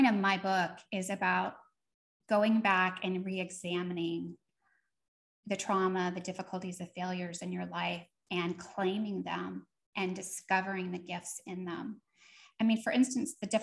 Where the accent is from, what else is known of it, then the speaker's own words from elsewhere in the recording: Seattle area, Washington, United States; also born or lived in East Coast; I was born on the East Coast, but we had moved to the Seattle area